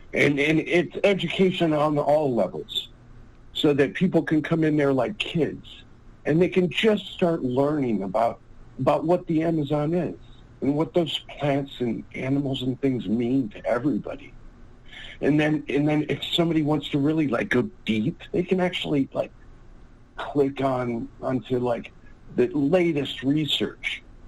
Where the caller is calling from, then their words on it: California, United States; from... I'm calling from California.